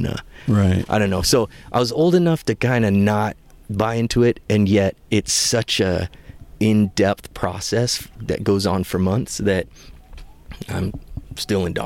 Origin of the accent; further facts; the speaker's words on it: Cascade Mountains, Pacific Northwest, United States; I grew up in the Pacific Northwest, Cascade Mountains